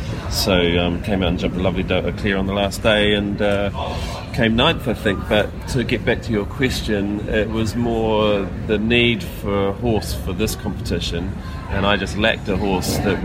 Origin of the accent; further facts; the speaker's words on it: New Zealand; as a Kiwi nation